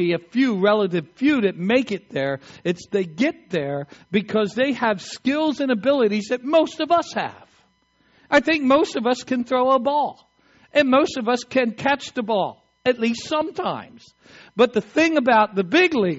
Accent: Eastern Shore of Maryland, United States; I grew up in the Eastern Shore of Maryland

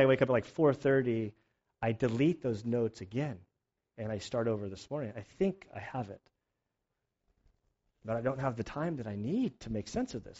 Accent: United States; as like an American

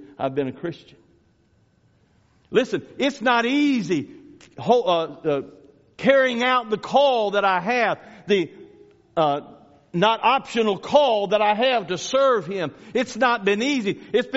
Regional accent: Louisiana, United States; moved away; I grew up in Louisiana

